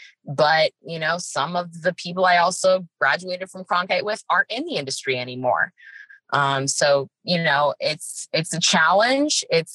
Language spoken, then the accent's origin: English; Phoenix, Arizona, United States; here I am in my hometown